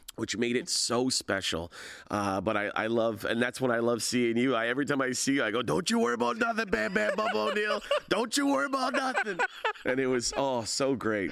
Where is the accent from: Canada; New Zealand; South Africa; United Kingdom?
Canada; Hamilton, Ontario; it's about Hamilton, it's about growing up in Hamilton